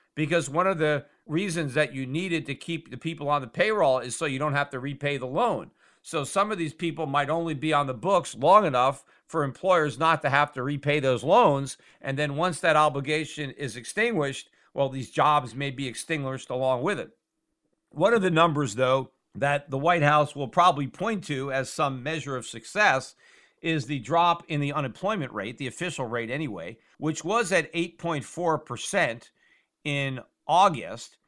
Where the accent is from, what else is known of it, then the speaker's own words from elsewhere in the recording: United States; as an American